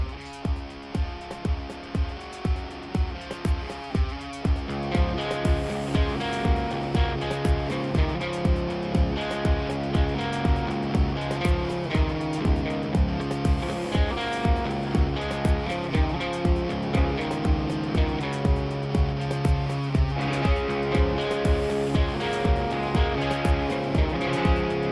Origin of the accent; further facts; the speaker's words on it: Utica, New York, United States; I grew up on Ballantyne Bray in South Utica, and then I moved away, and then I came back within walking distance from where I grew up